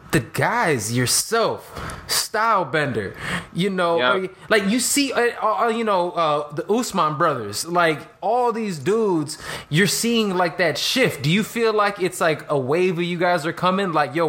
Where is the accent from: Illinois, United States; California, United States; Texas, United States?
Illinois, United States; Chicago; I'm Chicago.